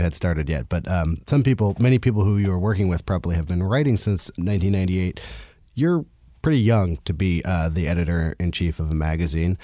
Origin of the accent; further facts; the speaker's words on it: California, United States; now in New York, United States; I'm also from California, and I remember that when I, when I first moved to New York